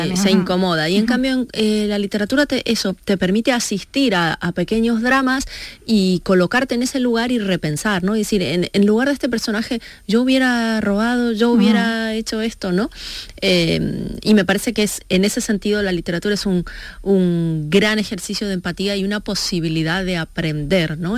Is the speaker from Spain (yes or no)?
no; Argentina; mi adolescencia en Argentina